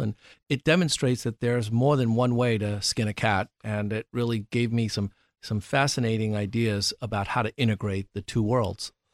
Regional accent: New York City, New York, United States; moved away; I grew up in New York City

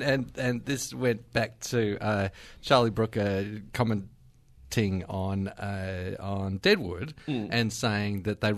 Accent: Queensland, Australia; also born or lived in United Kingdom; I grew up in Queensland, so born in the UK.

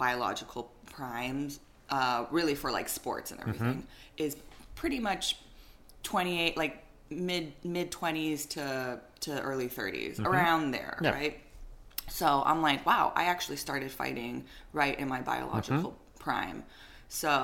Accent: Hawaii, United States

